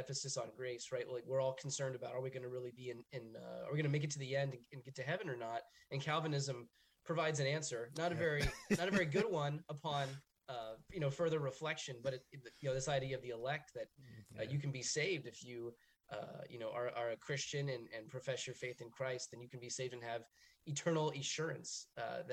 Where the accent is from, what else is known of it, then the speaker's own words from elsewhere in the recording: Northern Virginia, United States; I was born and raised originally in the Catholic Church in Northern Virginia, Irish and Polish ancestry